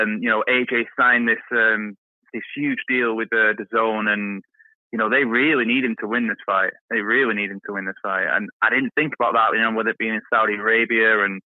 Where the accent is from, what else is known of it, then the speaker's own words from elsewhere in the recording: United Kingdom; I'm British